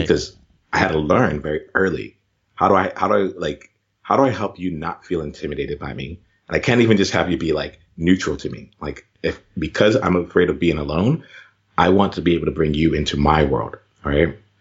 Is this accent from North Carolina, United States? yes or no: no; Camden, New Jersey, United States; I grew up in right outside of Camden, New Jersey